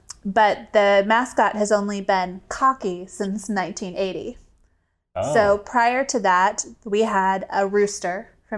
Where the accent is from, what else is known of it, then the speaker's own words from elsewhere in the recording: South Carolina, United States; moved away; So I grew up in South Carolina.